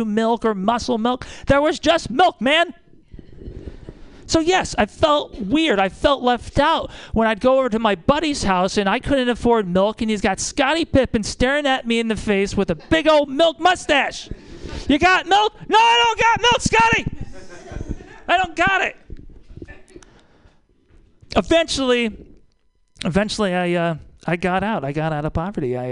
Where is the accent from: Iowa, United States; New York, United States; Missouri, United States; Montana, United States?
Iowa, United States; moved away as an adult; also born or lived in Milwaukee, Wisconsin; now in Kentucky, United States; I'm from Iowa. I grew up very poor